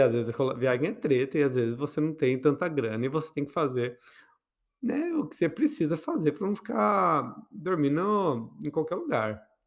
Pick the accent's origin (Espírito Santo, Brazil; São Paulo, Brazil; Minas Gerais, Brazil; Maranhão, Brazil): São Paulo, Brazil; Botucatu; quando eu era criança, lá em Botucatu, então imagine uma criança, bichinha, numa cidade pequena